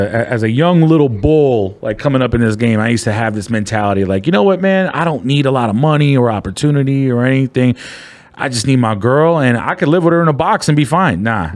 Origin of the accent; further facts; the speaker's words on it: Philippines; I mean, I'm Filipino.